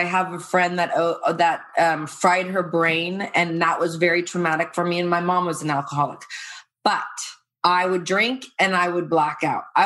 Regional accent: Irvine, California, United States; also born or lived in Playa del Rey / San Diego / Calabasas; I'm from Irvine, also in Playa del Rey

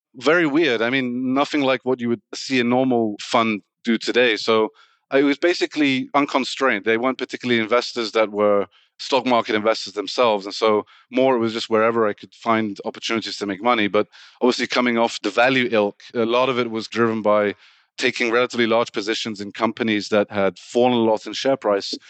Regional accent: England, United Kingdom; Born in the U K, but originally Iranian

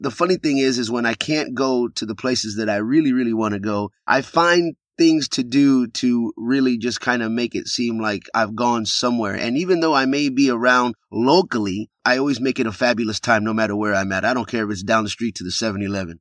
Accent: Texas, United States; I am from Texas

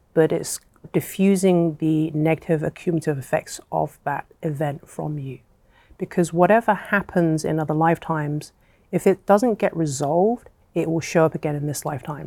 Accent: England, United Kingdom; I was born and raised in England, but my, my family are from Hong Kong

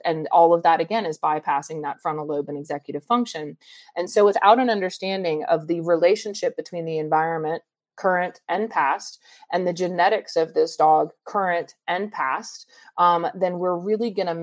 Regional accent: Atlanta, Georgia, United States; growing up in Atlanta

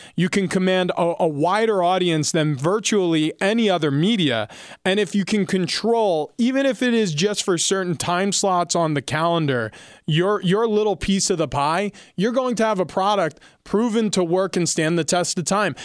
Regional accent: New York, United States; I grew up in New York.

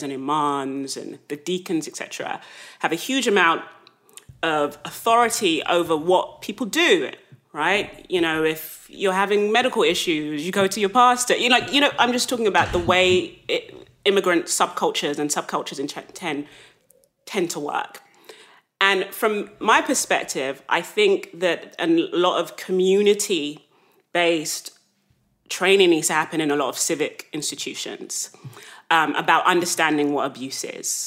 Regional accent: London, United Kingdom; I grew up in South London

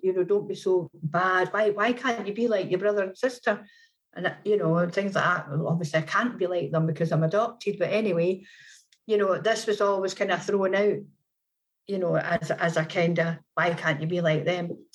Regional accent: Scotland, United Kingdom; now in Manchester, United Kingdom; I am Scottish

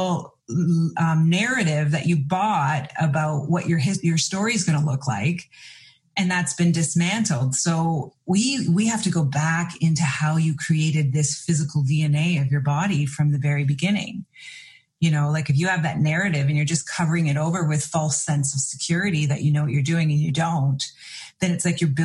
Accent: Canada; In Canada, I'm from Canada

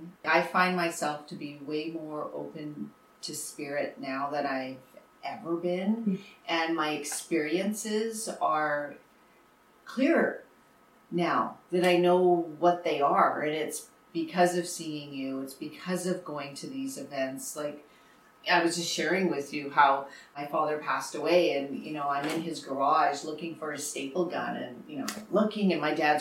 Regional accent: Winnipeg, Manitoba, Canada; I'm from Winnipeg, so born and raised Manitoban

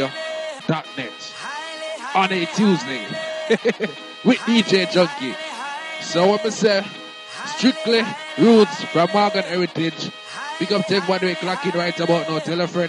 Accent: Jamaica; I'm a Jamaican.

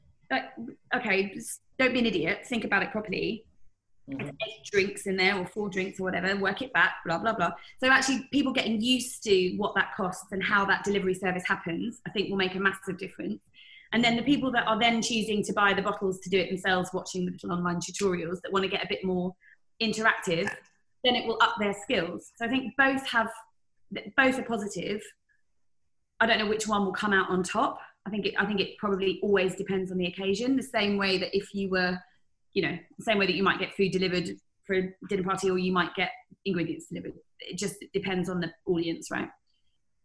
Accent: United Kingdom; as a Brit

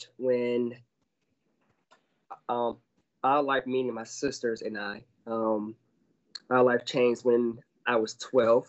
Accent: Fort Lauderdale, Florida, United States; also born or lived in Orlando, Florida; I was born and raised in Fort Lauderdale, Florida

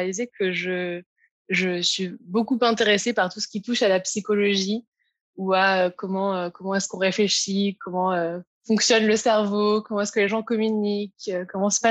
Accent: Aix-en-Provence, Provence-Alpes-Côte d'Azur, France; now in London, United Kingdom; Ouais, bah, du coup, je viens d'Aix-en-Provence, dans le sud de la France. Et euh, donc, comme on disait, j'habite maintenant à Londres depuis 5 ans.

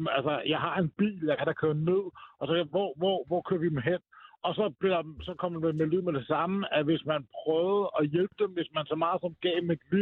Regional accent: Denmark; jeg spørger bare som, som dansker.

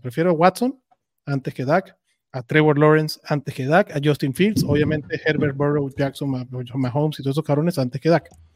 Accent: Venezuela; moved away; en mi tierra, o sea, Venezuela

